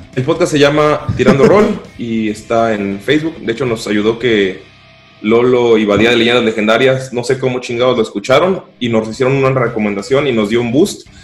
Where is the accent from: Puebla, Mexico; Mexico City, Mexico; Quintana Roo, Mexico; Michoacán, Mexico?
Quintana Roo, Mexico; Cancún; soy de Cancún. Algunos se fueron a México, otros fueron a otros países, pero y otros siguen en Cancún, se quedaron en mi pueblo